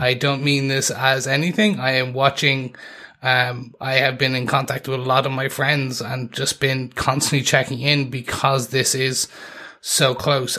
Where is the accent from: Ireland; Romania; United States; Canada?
Ireland; we are three podcasters from Ireland